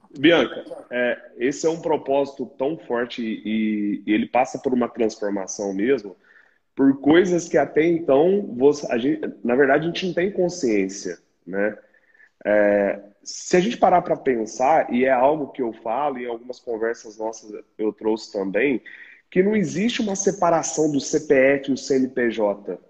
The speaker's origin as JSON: {"language": "Portuguese", "region": "Minas Gerais", "country": "Brazil", "said": "nós que somos mineiros"}